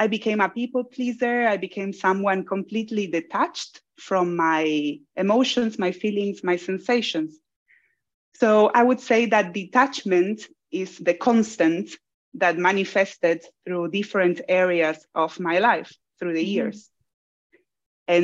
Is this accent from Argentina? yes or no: yes; Buenos Aires, Argentina; moved away as an adult; now in Australia; I was born in Argentina. Argentina, it's in Buenos Aires, which is the city where I'm from.